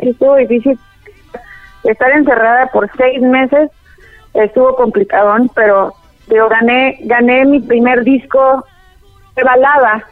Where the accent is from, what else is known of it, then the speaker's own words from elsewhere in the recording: El Paso, Texas, United States; moved away as an adult; also born or lived in Chihuahua, Mexico / Ciudad Juárez, Mexico / Puerto Rico; now in Guadalajara, Mexico; crecimos juntos en El Paso, Texas